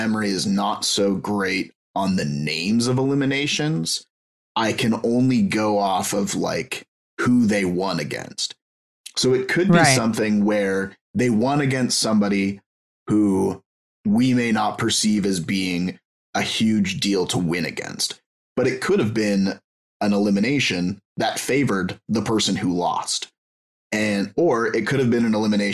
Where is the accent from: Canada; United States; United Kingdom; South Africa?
Canada; I'm Canadian